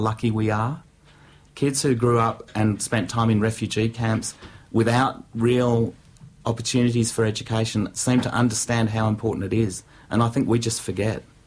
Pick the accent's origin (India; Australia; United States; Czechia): Australia; Canberra, Australian Capital Territory; I grew up in Canberra